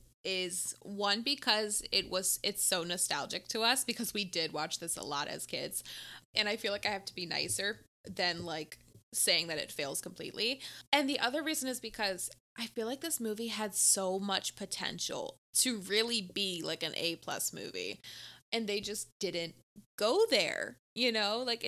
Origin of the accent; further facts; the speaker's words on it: Australia; I grew up in Australia not even knowing that half of these creatures lived here.